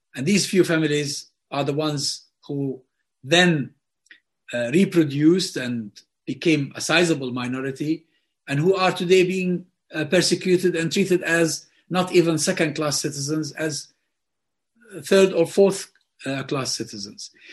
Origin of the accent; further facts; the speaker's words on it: Hebron, West Bank, Palestine; it's halfway between Gaza and Hebron, my hometown